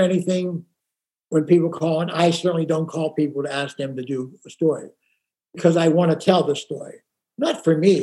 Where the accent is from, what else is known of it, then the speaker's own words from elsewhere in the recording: Pittsburgh, Pennsylvania, United States; now in Rancho Mirage, United States; I'm from Pittsburgh